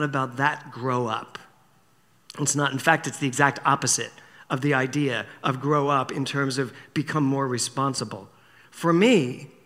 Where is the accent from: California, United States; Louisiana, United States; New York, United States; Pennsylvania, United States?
Pennsylvania, United States; Philadelphia; when I was a little boy, growing up in Philadelphia, we used to spend our summers in Wildwood, New Jersey.